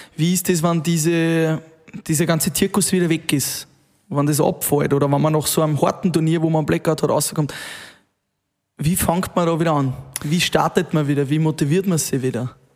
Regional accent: Upper Austria, Austria; du kommst ja aus Oberösterreich, ähm, so wie wir

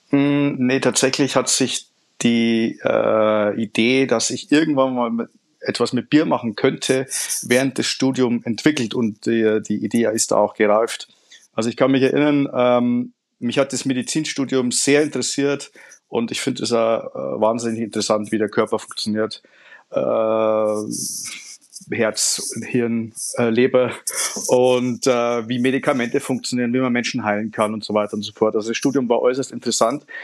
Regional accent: Upper Palatinate, Bavaria, Germany; moved away as an adult; also born or lived in Franconia; now in Nuremberg, Germany; bin gebürtiger Niederbayer, aufgewachsen in Oberpfalz, studiert in Franken und bin jetzt auch in Nürnberg gelandet

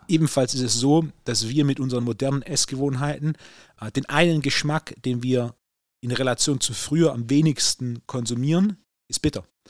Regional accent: Swabia, Germany; Als Schwabe

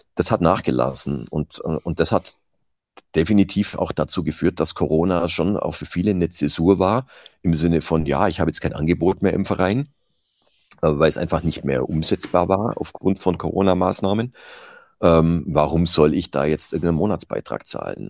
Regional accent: Iller valley, Bavaria, Germany; in einem Skiclub ähm, von meinem Heimatort

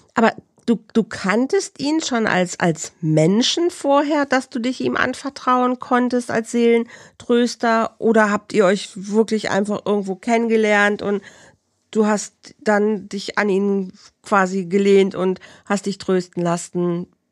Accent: Bielefeld, North Rhine-Westphalia, Germany; in Bielefeld, in meiner Heimat

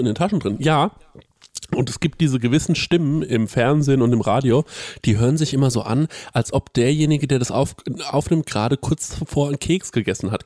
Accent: Aschaffenburg, Bavaria, Germany; Wir kommen aus Aschaffenburg

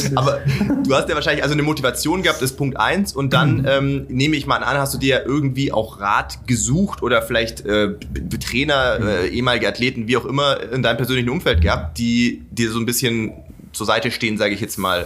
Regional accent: Sindelfingen, Baden-Württemberg, Germany; ich komme aus Sindelfingen, äh, bin quasi in, bei Stuttgart aufgewachsen

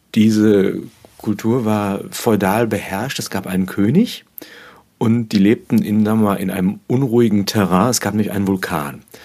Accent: Germany; Also ich bin ja in der Nähe des Ruhrgebietes aufgewachsen

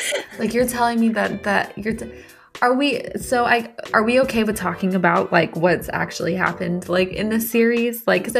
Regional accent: the South, United States; I'm from the South

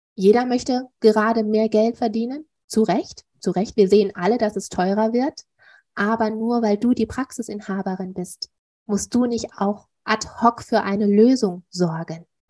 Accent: Duisburg, North Rhine-Westphalia, Germany; hier bei uns in Duisburg

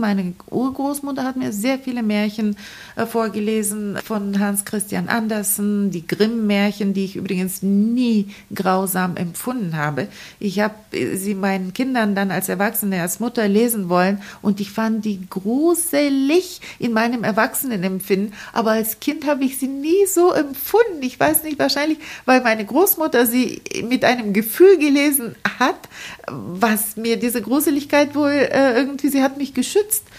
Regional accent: Varna, Varna Province, Bulgaria; German is a second language; also born or lived in Balchik, Bulgaria / East Berlin, Germany; now in Bremen, Germany; Ich bin in Varna geboren und zur Schule gegangen, aber meine Eltern haben in Balchik gelebt

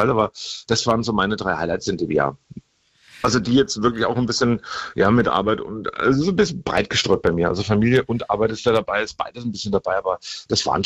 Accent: Bavaria, Germany; Also von daher, ähm, bei uns in Bayern, da sind wir schon voraus.

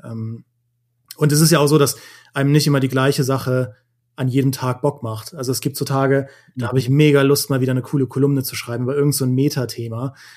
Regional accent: Trier, Rhineland-Palatinate, Germany; moved away; in meine Heimat gefahren, nach Trier

